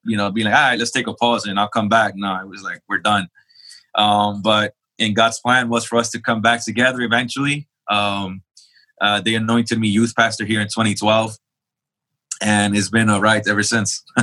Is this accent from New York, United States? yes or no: yes; New York City, New York, United States; also born or lived in El Salvador; now in Charlotte, United States; I was born and raised in Jamaica, Queens, New York.